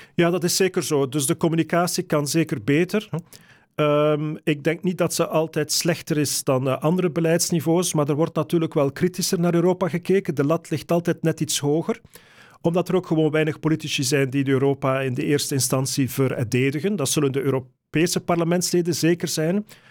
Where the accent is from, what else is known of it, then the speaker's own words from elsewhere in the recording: Flanders, Belgium; Als Vlamingen, Belgen